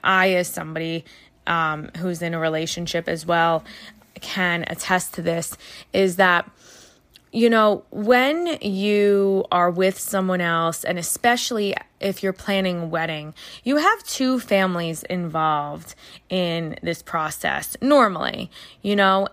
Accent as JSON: {"language": "English", "region": "New York", "country": "United States", "said": "as a New Yorker"}